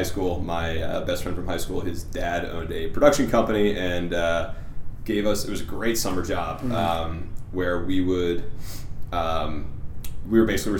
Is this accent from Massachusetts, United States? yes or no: yes; Plymouth, Massachusetts, United States; A town called Plymouth, Massachusetts.